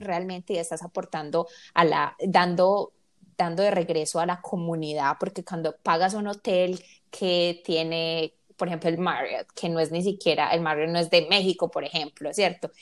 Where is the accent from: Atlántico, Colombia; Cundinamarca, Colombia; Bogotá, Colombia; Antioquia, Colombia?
Antioquia, Colombia; Medellín; somos los tres colombianos y de Medellín